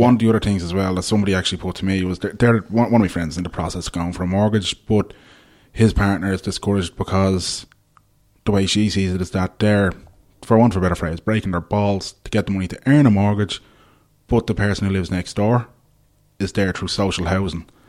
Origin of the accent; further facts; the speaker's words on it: Ballybrack, Leinster, Ireland; I grew up in Laurel Avenue in Ballybrack